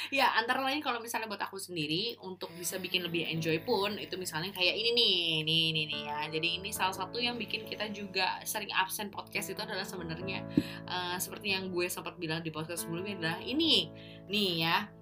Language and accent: Indonesian; Bekasi, West Java, Indonesia; di rumah di kampung halamanku di Bekasi di Pondok Gede